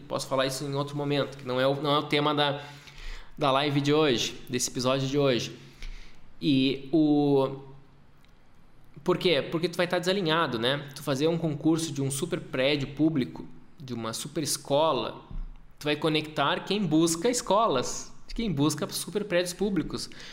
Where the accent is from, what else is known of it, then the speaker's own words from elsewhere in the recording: Porto Alegre, Rio Grande do Sul, Brazil; moved away as an adult; also born or lived in Passo Fundo, Brazil / Europe; now in Gramado, Brazil; Eu sou de Porto Alegre. Minha vida inteira, uma boa parte, a maior parte da minha vida eu morei lá.